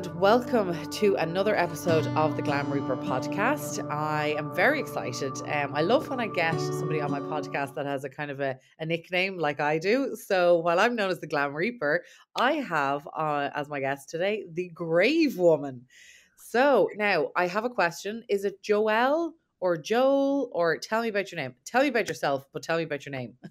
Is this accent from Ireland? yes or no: yes; Ireland; I'm obviously from Ireland